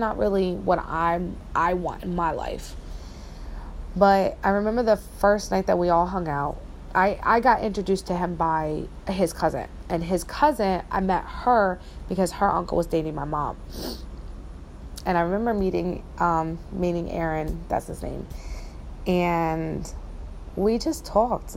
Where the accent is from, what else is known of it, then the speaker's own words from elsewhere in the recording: New Jersey, United States; moved away; where I grew up in Jersey